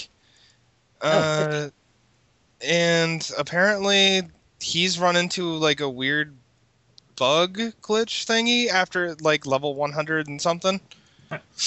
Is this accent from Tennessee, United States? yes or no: no; Michigan, United States; moved away; I'm from Michigan, where fucking, you know, juggalos are much more plentiful